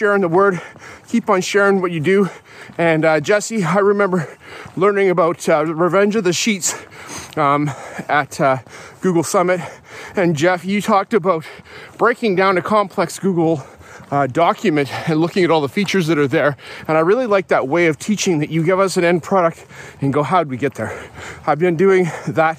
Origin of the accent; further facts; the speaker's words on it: Canada; I'm a Canadian kid, grew up here